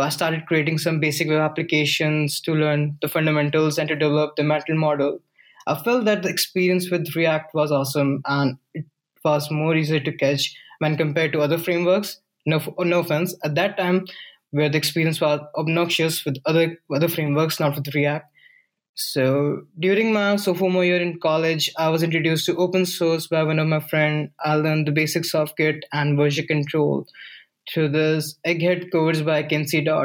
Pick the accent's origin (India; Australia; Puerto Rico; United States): India; Rajasthan; moved away as an adult; also born or lived in North India; I'm originally from Rajasthan, India